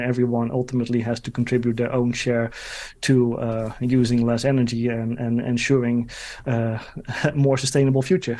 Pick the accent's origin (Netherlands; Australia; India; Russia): Netherlands; my home country, the Netherlands